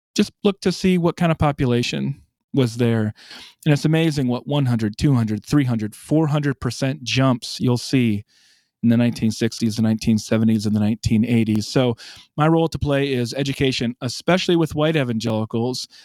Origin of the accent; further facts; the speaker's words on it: South Dakota, United States; moved away as an adult; now in Birmingham, United States; I'm from South Dakota